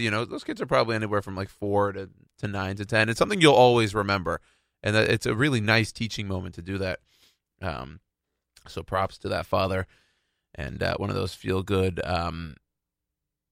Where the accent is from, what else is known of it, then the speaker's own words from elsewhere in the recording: Houston, Texas, United States; my hometown in Houston